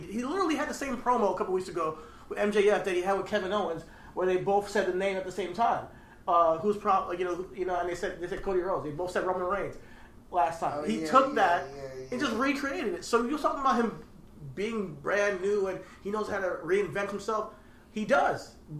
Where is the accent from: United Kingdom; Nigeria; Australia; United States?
Nigeria; You know, we're Nigerian out here.